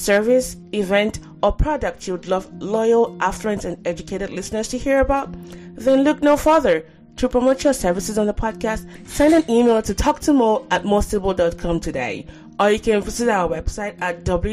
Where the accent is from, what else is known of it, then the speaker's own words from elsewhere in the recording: Nigeria; growing up in Nigeria